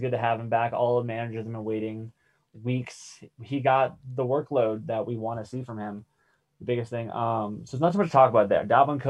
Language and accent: English; Sarasota, Florida, United States; my hometown, Sarasota, Florida.